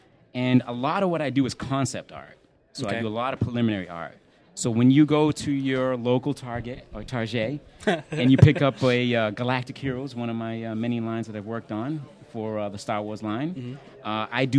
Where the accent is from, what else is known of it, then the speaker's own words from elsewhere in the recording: New Bedford, Massachusetts, United States; Massachusetts. Yeah, that's my hometown. Gotta love New Bedford.